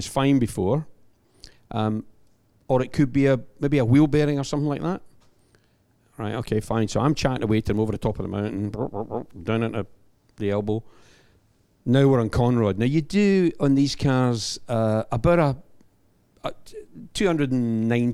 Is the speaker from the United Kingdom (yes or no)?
yes; Scotland, United Kingdom; I'm the Scotsman